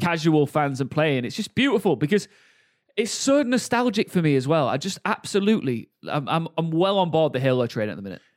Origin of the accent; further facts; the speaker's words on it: Hull, Yorkshire and the Humber, United Kingdom; Born and raised in Hull, yeah. Bo-, born and bred.